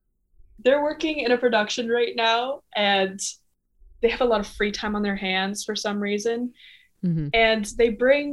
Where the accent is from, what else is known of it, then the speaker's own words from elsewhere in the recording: Canada; And you have to eat the cereal with bagged milk because I'm Canadian.